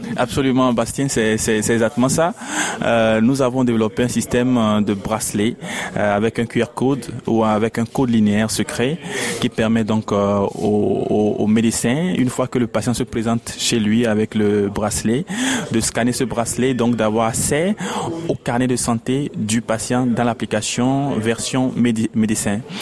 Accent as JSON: {"language": "French", "country": "Togo", "also_born_or_lived": "Lomé", "said": "je suis togolais, je suis à Lomé"}